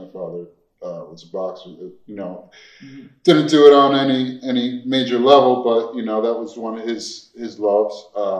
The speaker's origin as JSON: {"language": "English", "town": "Wilkes-Barre", "region": "Pennsylvania", "country": "United States", "tie": "born or raised there", "moved": "yes", "lives_now": "Philadelphia, United States", "said": "I grew up in northeastern Pennsylvania, which is, I wouldn't even say it's a suburb because you're out in the, you know, now what is considered Trump country"}